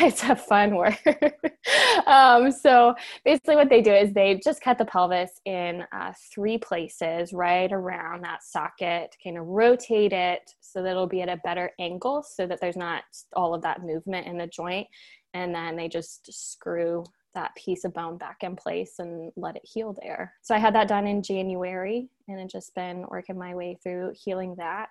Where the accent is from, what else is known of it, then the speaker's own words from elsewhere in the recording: Cincinnati, Ohio, United States; I'm from Cincinnati